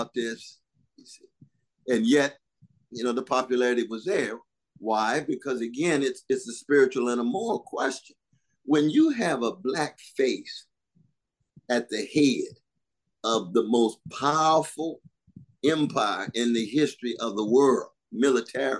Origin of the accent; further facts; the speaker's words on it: Tulsa, Oklahoma, United States; I was born in Tulsa, Oklahoma